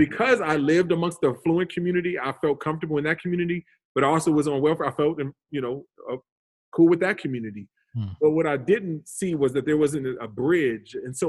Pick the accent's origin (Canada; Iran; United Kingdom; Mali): Canada; Calgary, Alberta; also born or lived in Hollywood / New Orleans; So I was born in Hollywood, but we quickly moved to Canada. So when my dad played for the CFL, for the Calgary Stampeders for about 5-6 years. And then from there we went to New Orleans where he played for another 5-6 years